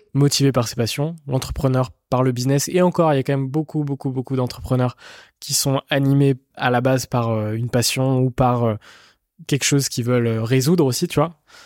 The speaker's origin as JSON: {"language": "French", "town": "Rennes", "region": "Brittany", "country": "France", "said": "je viens de, de Rennes, en Bretagne."}